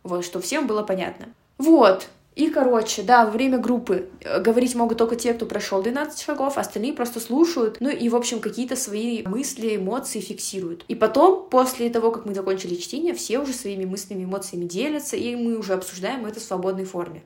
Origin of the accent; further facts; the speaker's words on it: Russia; moved away as an adult; now in Almaty, Kazakhstan; я этническая казашка, но я родилась и выросла в России